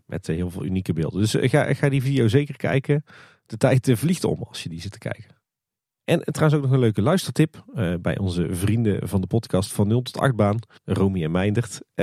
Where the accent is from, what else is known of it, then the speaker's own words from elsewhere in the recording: Netherlands; ons als Nederlanders